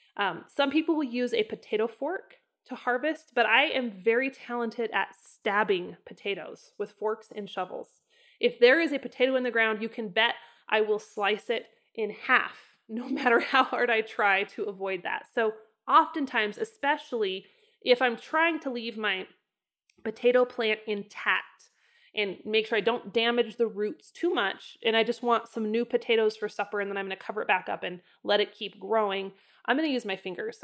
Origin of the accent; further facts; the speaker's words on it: northern Idaho, United States; moved away; I grew up in the north part of Idaho, which really is not very potato heavy.